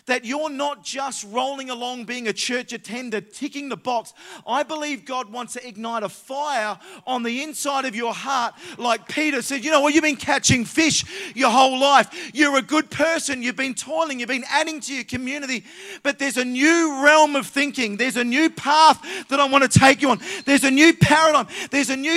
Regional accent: Adelaide, South Australia, Australia; we come from Adelaide.

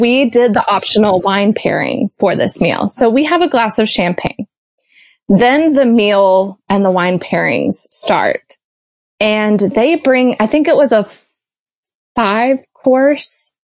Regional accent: Georgia, United States; moved away; also born or lived in Chicago; I grew up in Georgia

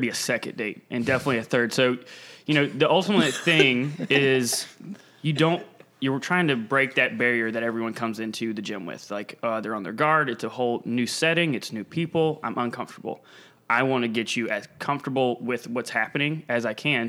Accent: Pawleys Island, South Carolina, United States; also born or lived in Charleston, South Carolina / Atlanta, Georgia; I'm from Pauley's Island, South Carolina.

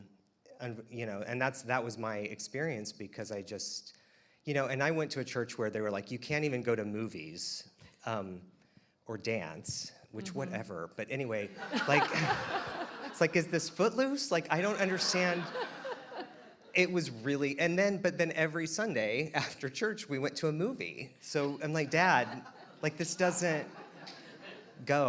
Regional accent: Wichita, Kansas, United States; I was born and raised in Wichita, Kansas

